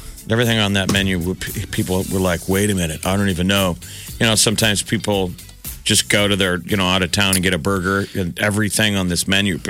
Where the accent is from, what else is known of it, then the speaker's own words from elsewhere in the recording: Nebraska, United States; I'm a Nebraskan.